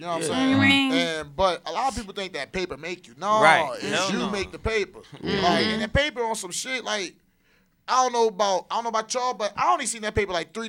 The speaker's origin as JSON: {"language": "English", "town": "Philadelphia", "region": "Pennsylvania", "country": "United States", "said": "I'm from South Philly."}